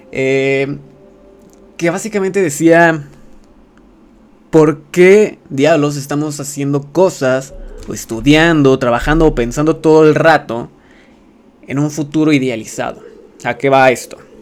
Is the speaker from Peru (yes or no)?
no; Mexico; siendo streamer mexicano